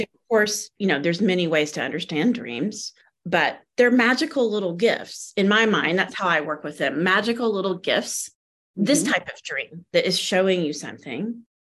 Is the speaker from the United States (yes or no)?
yes; the South, United States; moved away; also born or lived in California; we were raised in the South in a Christian faith